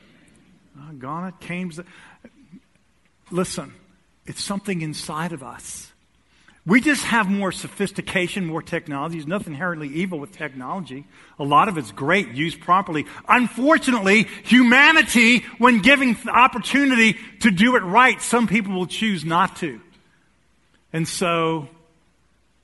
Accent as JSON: {"language": "English", "country": "United States", "said": "we're American"}